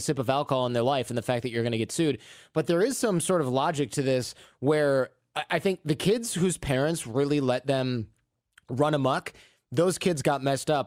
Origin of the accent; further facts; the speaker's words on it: Michigan, United States; moved away as an adult; now in Northern California, United States; I go back to Michigan where, like, you're sixteen, you have your own car